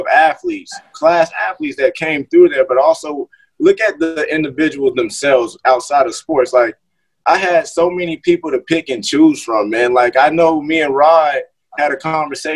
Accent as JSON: {"language": "English", "town": "Moore Haven", "region": "Florida", "country": "United States", "tie": "born or raised there", "said": "growing up in Moorhaven"}